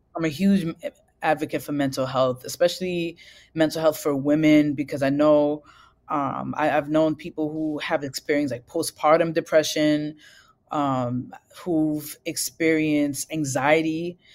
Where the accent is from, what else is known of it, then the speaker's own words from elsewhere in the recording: New York City, New York, United States; growing up in Brooklyn, I was raised in a single parent household